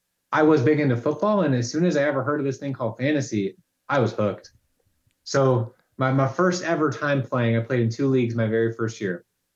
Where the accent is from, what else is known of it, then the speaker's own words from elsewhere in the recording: Indiana, United States; I've grown up around central Indiana pretty much my entire life here.